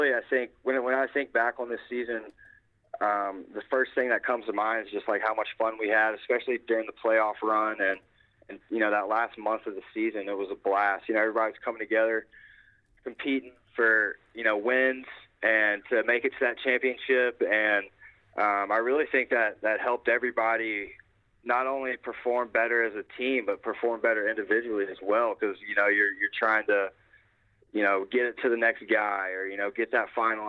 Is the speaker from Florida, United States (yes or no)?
no; Baton Rouge, Louisiana, United States; I'm from Baton Rouge, Louisiana